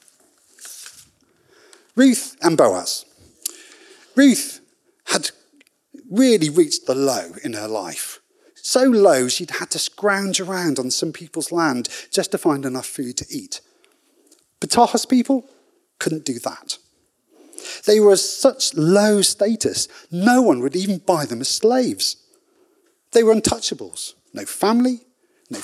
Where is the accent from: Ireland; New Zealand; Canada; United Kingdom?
United Kingdom; being British